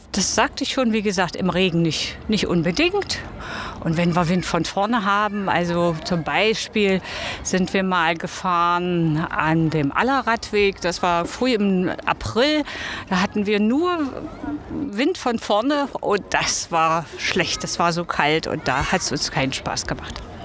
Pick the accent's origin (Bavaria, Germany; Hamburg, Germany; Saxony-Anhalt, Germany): Saxony-Anhalt, Germany; Magdeburg; ich komme hier aus Magdeburg und lebe schon über 50 Jahre hier